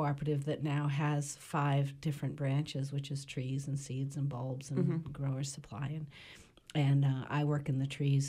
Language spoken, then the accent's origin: English; Searsport, Maine, United States; also born or lived in Belfast, Maine; I grew up in Searsport, and I came back to the Belfast area after graduating from college in 1977